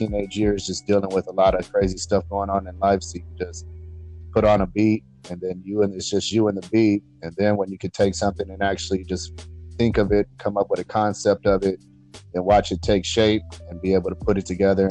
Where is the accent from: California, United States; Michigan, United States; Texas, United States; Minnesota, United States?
California, United States; San Diego; also born or lived in San Jose / Redwood City; I was born in San Jose, and I was raised in Redwood City until I was about like 6 or 7. And then my mom decided she wanted to move to San Diego, so we came here